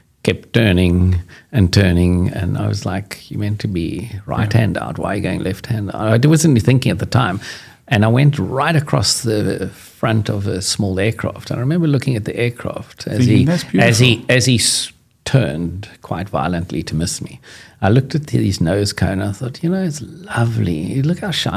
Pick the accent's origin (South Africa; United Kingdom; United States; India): South Africa; being cocky South African